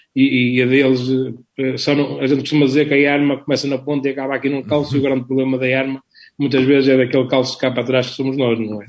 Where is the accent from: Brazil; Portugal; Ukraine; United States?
Portugal; Vila do Conde, Norte; sou de Vila do Conde